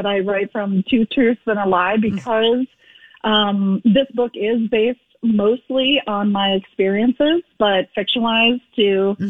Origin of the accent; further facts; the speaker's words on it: Fargo, North Dakota, United States; it's set in like my hometown area of Fargo-Moorhead